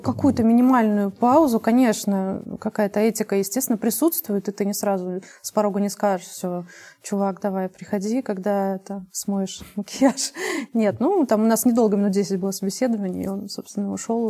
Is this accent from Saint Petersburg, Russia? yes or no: yes; Saint Petersburg, Russia; я родилась в Ленинграде